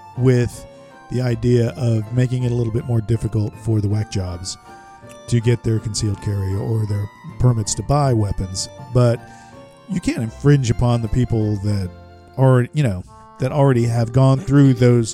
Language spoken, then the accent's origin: English; St. Petersburg, Florida, United States; moved away; Growing up in St. Petersburg, that was God's waiting room.